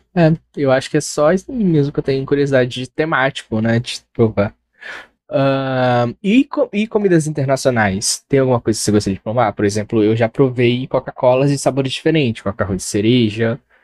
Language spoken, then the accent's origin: Portuguese; Brazil; nunca saí do Brasil